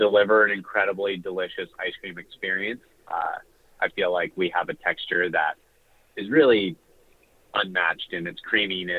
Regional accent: Southern California, United States; I'm originally from Southern California

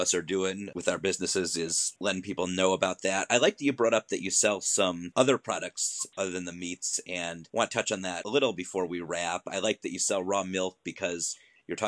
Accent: Ohio, United States; now in Los Angeles, United States; I'm actually from Ohio

